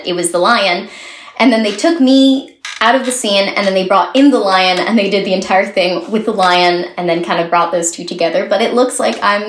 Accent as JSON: {"language": "English", "town": "Montreal", "region": "Quebec", "country": "Canada", "tie": "born or raised there", "moved": "yes", "said": "I miss my hometown, and I hope that I can go back to it sometime soon. You know, it would be great to see Montreal again."}